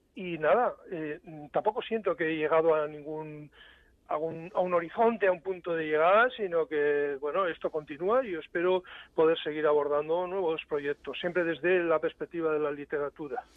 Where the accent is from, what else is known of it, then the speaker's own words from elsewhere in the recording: San Sebastián, Basque Country, Spain; now in Germany; haber vivido en mi ciudad natal, en San Sebastián